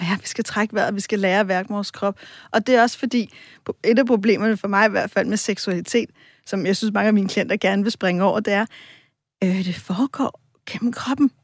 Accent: Copenhagen, Capital Region of Denmark, Denmark; Nu er jeg selv fra Vesterbro

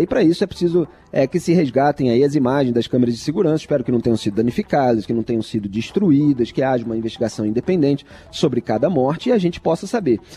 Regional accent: Rio de Janeiro, Brazil; é a história do estado onde eu nasci, é a história do Rio de Janeiro

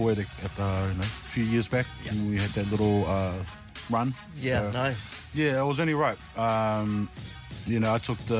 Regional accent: Auckland, New Zealand; my father came from Samoa, and, you know, back then that cloth, they just knew to go to church heavy and, you know, have a lot of faith and go to work a lot. So, and he did that. So, me, I didn't understand that because I was born in New Zealand.

